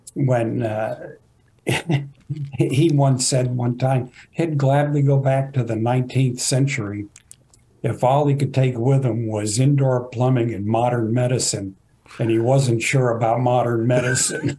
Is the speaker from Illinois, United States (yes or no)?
no; Fort Worth, Texas, United States; I grew up in Fort Worth